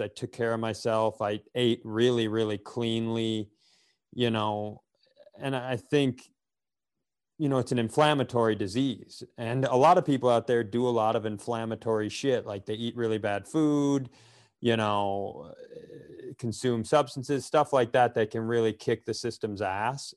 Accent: Worthington, Minnesota, United States; I grew up in Worthington

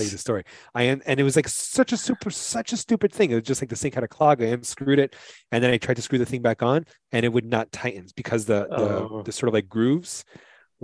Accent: New York City, New York, United States; I'm from New York City

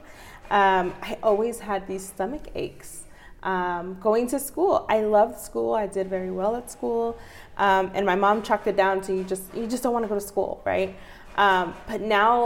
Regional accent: United States; also born or lived in Mexico (family origin); I'm a lifelong Northeast resident. I grew up on St. John and Monroe. That was my childhood home

